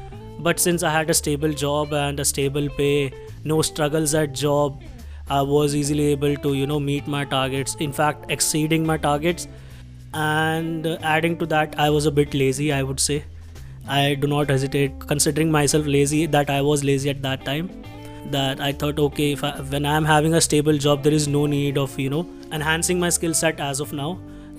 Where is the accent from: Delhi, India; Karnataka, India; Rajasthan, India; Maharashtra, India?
Delhi, India; English is a second language; I belong to Haryana, but I have been born and brought up in Delhi itself. My office is in Gurgaon.